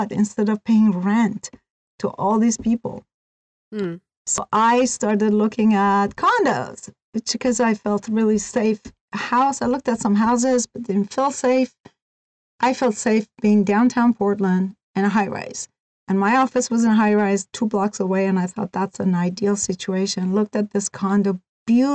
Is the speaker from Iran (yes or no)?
yes; Iran; moved away as an adult; also born or lived in California / Oregon; now in United States; I was born and raised in Iran. I was 18 when I came to the United States